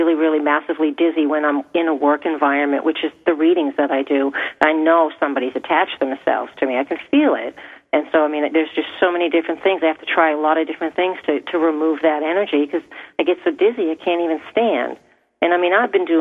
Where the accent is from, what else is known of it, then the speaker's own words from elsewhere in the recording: Portsmouth, New Hampshire, United States; I grew up in Portsmouth